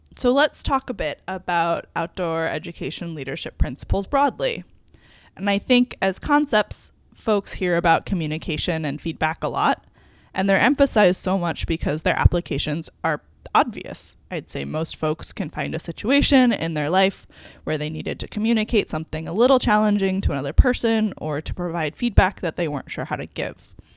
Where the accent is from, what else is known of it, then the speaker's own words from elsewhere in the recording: New York, United States; moved away as an adult; I grew up in New York.